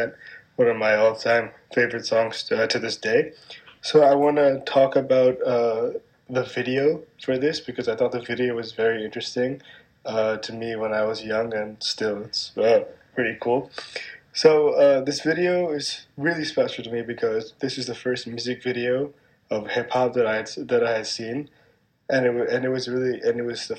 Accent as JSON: {"language": "English", "town": "New York City", "region": "New York", "country": "United States", "tie": "born or raised there", "said": "I'm from Manhattan. I was born and raised here, but my parents were not."}